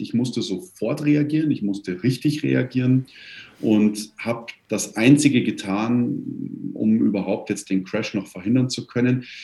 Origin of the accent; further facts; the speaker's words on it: Kirchheim bei München, Bavaria, Germany; Ich komme aus Kirchheim bei München